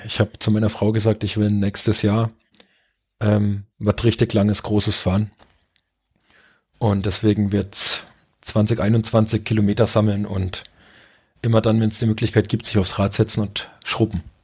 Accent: Rhön, Germany; also born or lived in Saarland / French-Luxembourg border area; now in Middle Franconia, Germany; weil es meine Heimat ist

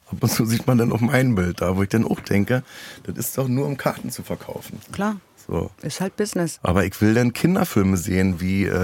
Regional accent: East Germany, Germany; ich komme ja aus dem Osten.

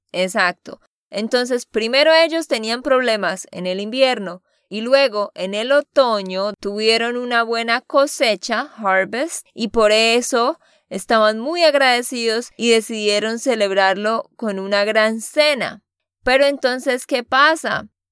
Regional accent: Santander, Colombia; de Santander, Colombia

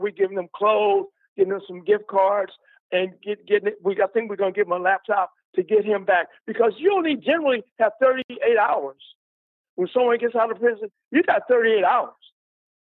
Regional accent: Chicago, Illinois, United States; now in San Francisco, United States; I'm from Chicago.

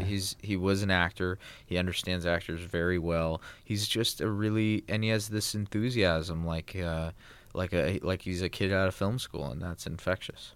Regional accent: Los Angeles, California, United States; I grew up in Los Angeles

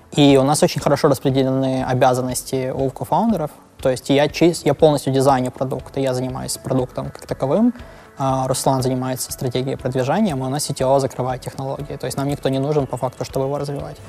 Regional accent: Lviv, Lviv Oblast, Ukraine; now in Berlin, Germany; я родился во Львове, мы жили вместе

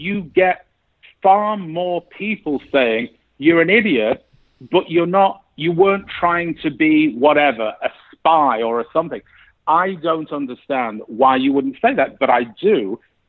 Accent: England, United Kingdom; now in United States; I grew up in England

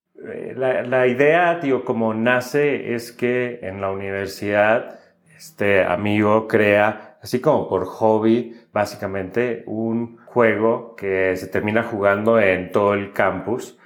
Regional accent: Monterrey, Nuevo León, Mexico; moved away as an adult; yo nací y crecí en, en Monterrey

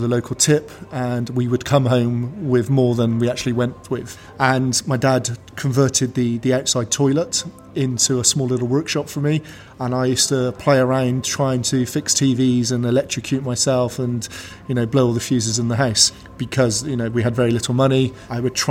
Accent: Bristol, South West England, United Kingdom; born and bred in Bristol

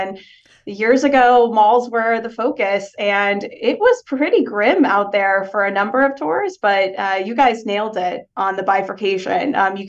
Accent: Dallas, Texas, United States; also born or lived in Houston; I was born in Houston. I went to high school in Dallas. So I've moved around a fair bit though.

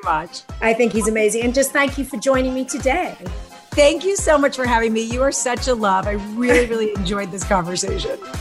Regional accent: Westchester County, New York, United States; I grew up in Westchester County

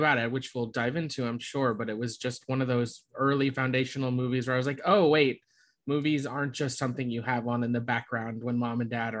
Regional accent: South Florida, United States; I grew up in South Florida

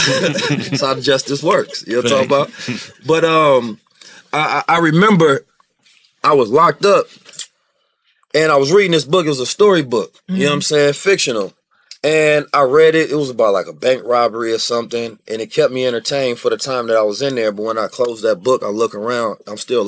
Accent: Oakland, California, United States; also born or lived in St. Louis, Missouri; I grew up, and I was born in St. Louis, moved to Oakland when I was 2

